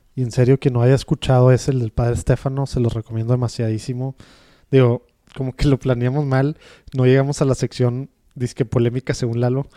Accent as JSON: {"language": "Spanish", "country": "Mexico", "said": "como mexicanos"}